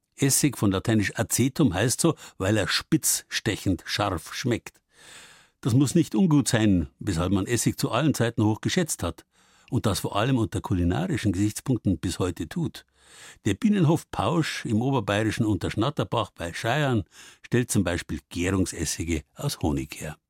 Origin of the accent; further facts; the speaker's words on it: Bavaria, Germany; bei uns in Bayern